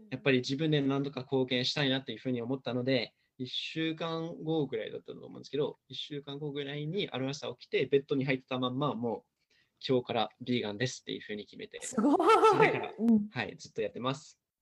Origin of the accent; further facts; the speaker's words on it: Los Angeles, California, United States; Japanese is a second language; moved away as an adult; now in Japan; アメリカ生まれ育ちなんですけど、アメリカのロサンゼルスなんです